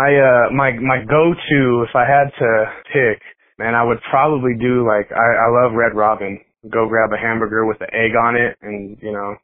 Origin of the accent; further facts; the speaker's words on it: Denver, Colorado, United States; I grew up in Colorado. I've been here before it was cool to be here. I just been here my whole life